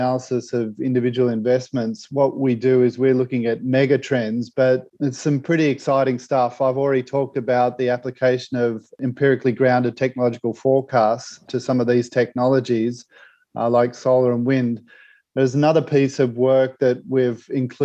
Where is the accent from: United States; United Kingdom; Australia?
Australia; my home country, Australia